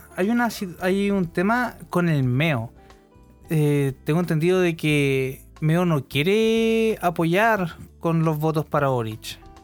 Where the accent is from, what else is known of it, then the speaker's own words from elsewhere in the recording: Santiago, Santiago Metropolitan Region, Chile; como santiaguino acalorado